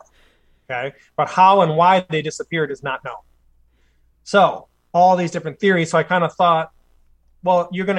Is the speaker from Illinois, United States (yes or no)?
no; Clay Township, Michigan, United States; we're both from Clay Township